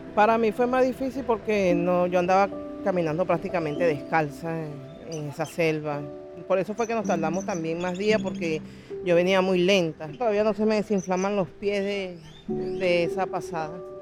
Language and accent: Spanish; Venezuela; moved away as an adult; Nosotros queremos estar en nuestro país como siempre, como, como todo venezolano